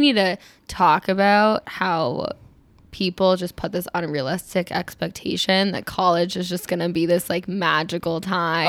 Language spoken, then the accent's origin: English; East Coast, United States; moved away; I'm from the East Coast